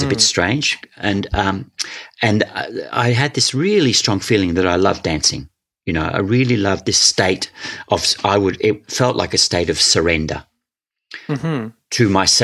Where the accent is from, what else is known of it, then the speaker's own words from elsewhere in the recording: Scotland, United Kingdom; also born or lived in Wales; when I was 9, we moved to Scotland. I was born in Wales.